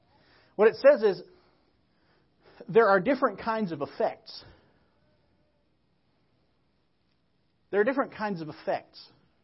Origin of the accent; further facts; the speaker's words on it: Crowley, United States; kind of like we are from Crowley, about half an hour away.